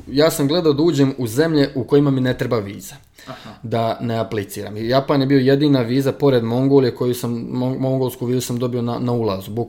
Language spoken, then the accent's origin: Croatian; Novi Grad, Republika Srpska, Bosnia & Herzegovina; moved away as an adult; now in China; u mom rodnom gradu sam završio fakultet